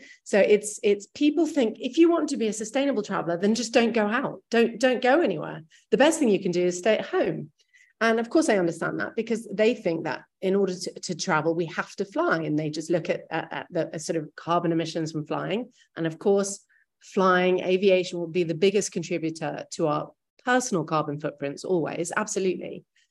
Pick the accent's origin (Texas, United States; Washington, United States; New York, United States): New York, United States; And I grew up actually in New York and my whole childhood was moving around.